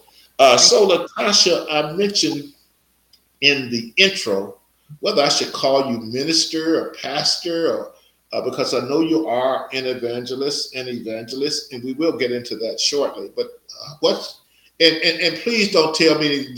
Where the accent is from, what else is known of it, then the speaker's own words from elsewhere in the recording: Natchez, Mississippi, United States; moved away; my hometown, Natchez, Mississippi